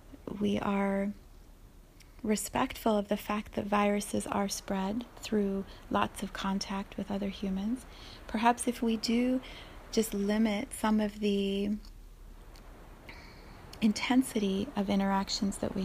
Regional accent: United States; as an American community

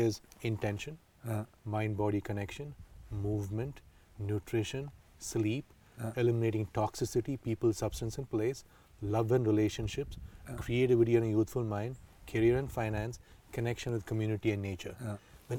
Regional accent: Coorg, Karnataka, India; I'm from Coorg, I'm Indian

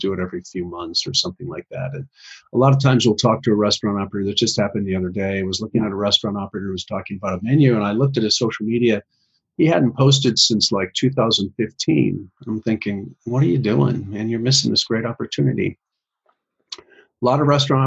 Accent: Midwest, United States; I'm from the Midwest, and we're cold up here, so I talk kind of fast

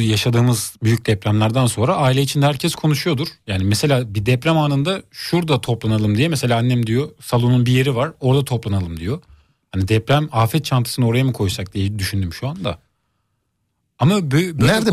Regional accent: Bayburt, Turkey; now in Istanbul, Turkey; benim memleketim Bayburt'ta

